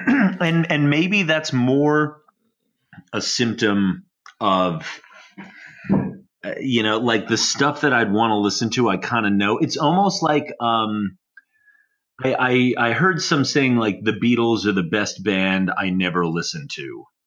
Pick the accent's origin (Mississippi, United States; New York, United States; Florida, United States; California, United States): New York, United States; Long Island; growing up on Long Island